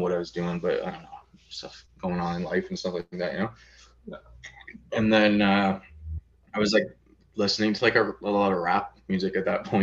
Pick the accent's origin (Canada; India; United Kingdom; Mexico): Canada; St. Catharines, Ontario; I grew up in Port Dalhousie, so it's like pretty nice like suburbs